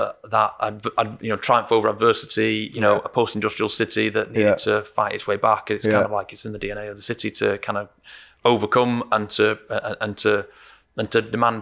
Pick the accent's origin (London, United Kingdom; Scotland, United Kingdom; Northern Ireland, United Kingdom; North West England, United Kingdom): North West England, United Kingdom; Eccles; my hometown in Eccles in Salford.